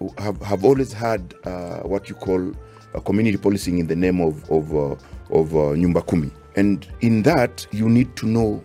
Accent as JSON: {"language": "English", "town": "Busia", "region": "Busia County", "country": "Kenya", "said": "by the way, I come from Busia, so I've also lived partly in that insecurity."}